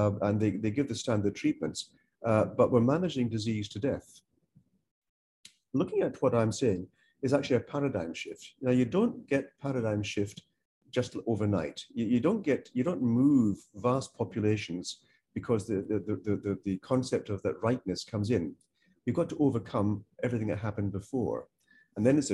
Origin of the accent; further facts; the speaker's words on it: Malaysia; now in United Kingdom; I'm not from the UK. I'm from Malaysia.